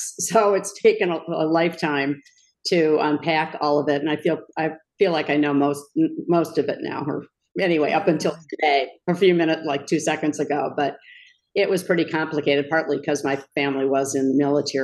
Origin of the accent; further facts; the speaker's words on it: Kenilworth, Illinois, United States; I grew up outside Chicago in Kenilworth, Illinois